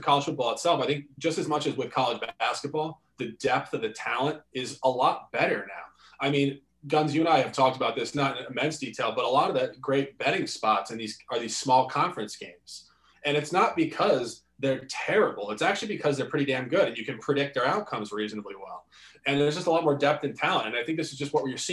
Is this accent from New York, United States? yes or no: yes; New York City, New York, United States; growing up in Manhattan